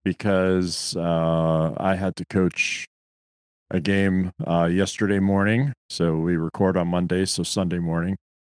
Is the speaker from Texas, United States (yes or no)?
no; Gaithersburg, Maryland, United States; my hometown of Gaithersburg, Maryland